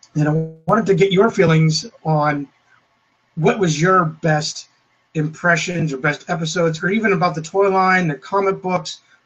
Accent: Clearfield, Pennsylvania, United States; I was in my hometown. Many of you know it as well as where Jason is from, Clearfield, Pennsylvania.

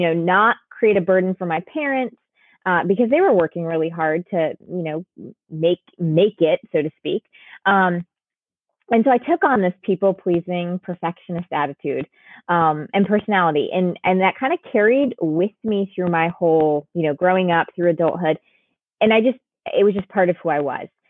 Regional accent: Connecticut, United States; My sister and I were, were born and raised in Connecticut.

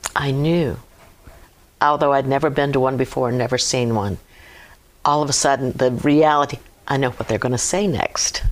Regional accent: Hampton, Virginia, United States; moved away as an adult; now in Clarksville, United States; I was born and raised in Hampton, Virginia

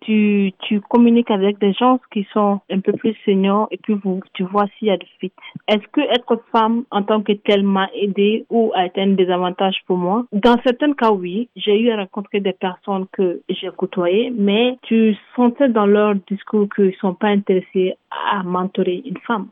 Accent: Mali; moved away as an adult; also born or lived in Toronto, Canada; now in Canada; je suis originaire du Mali, je suis au Canada ça fait presque deux ans

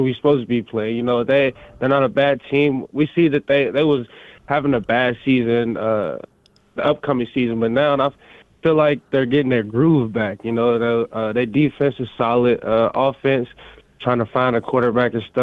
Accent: Louisville, Kentucky, United States; moved away as an adult; also born or lived in Bowling Green, Kentucky; now in Moscow, United States; I'm from Louisville, Kentucky, south side of Louisville. I went to school at Doss High School.

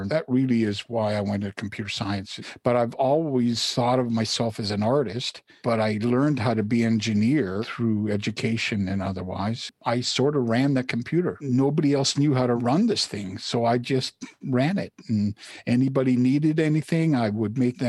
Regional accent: Toronto, Ontario, Canada; born or raised there; first language Polish; English is a second language; also born or lived in Poland

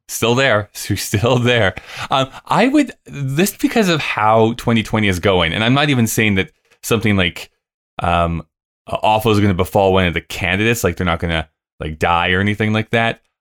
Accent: Canada; as a Canadian

